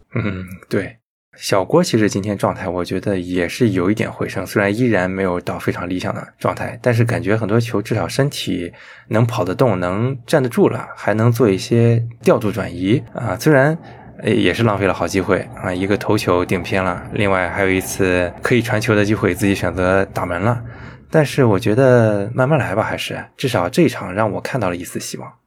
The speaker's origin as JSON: {"language": "Chinese", "region": "Shandong", "country": "China", "said": "我们山东人不管你对我怎么样"}